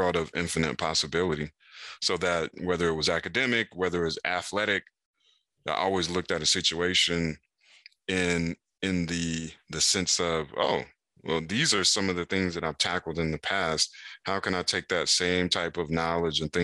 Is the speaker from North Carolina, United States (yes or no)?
yes; Raleigh, North Carolina, United States; In Raleigh, North Carolina